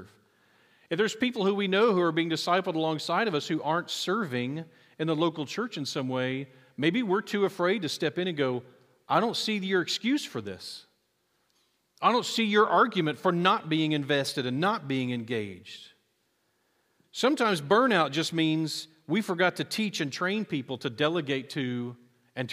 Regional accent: United States; I'm proud that I'm American

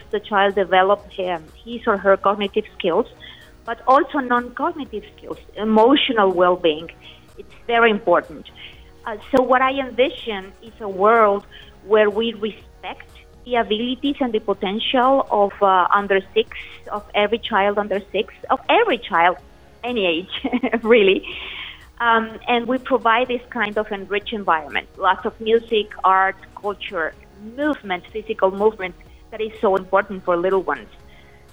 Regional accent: Aguascalientes, Mexico; my native Mexico, in Aguascalientes, the city where I come from

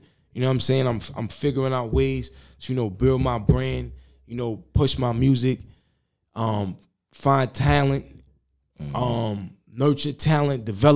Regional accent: New York City, New York, United States; I'm not saying I wasn't born in Queens, but I was raised in Queens, like my whole life.

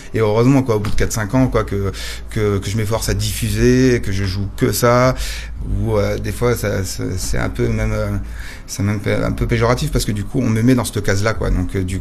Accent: Nantes, Pays de la Loire, France; je viens de Nantes

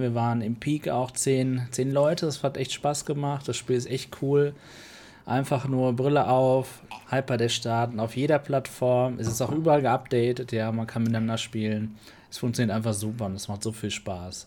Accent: Germany; als Deutscher

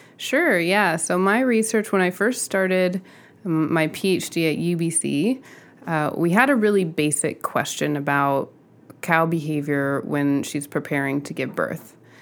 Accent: Southern California, United States; I grew up in Southern California, um, in a suburb

